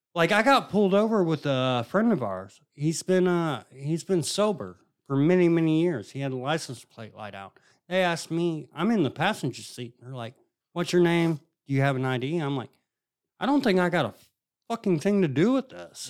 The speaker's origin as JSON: {"language": "English", "region": "Indiana", "country": "United States", "said": "I'm from Indiana and my mom's from Kentucky"}